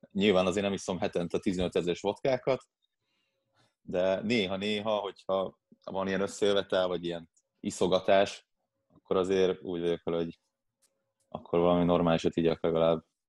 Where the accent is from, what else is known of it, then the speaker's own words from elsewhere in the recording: Vác, Pest, Hungary; Itt Vácon, Vácon, én Váci vagyok